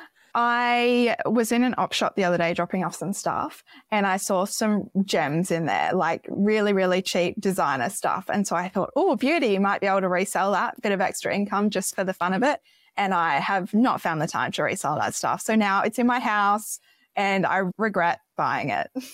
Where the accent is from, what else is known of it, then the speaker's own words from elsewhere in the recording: Gold Coast, Queensland, Australia; also born or lived in Sweden; I was born in Sweden, grew up on the Gold Coast